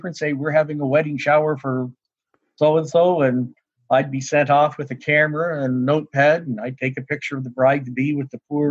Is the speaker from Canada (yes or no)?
yes; Palmerston, Ontario, Canada; moved away as an adult; also born or lived in Enfield, Nova Scotia; now in Amherst, Canada; I was sitting in a grade 10 French class in a place called Palmerston, Ontario